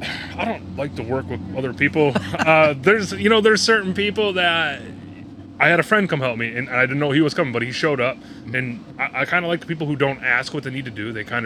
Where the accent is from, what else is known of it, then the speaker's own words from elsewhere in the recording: Milwaukee, Wisconsin, United States; moved away as an adult; now in Minnesota, United States; I'm originally from Milwaukee, Wisconsin.